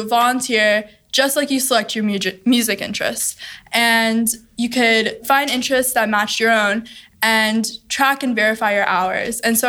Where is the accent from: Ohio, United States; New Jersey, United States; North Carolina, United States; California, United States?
Ohio, United States; Cincinnati; I grew up in Cincinnati, Ohio, in the Westchester area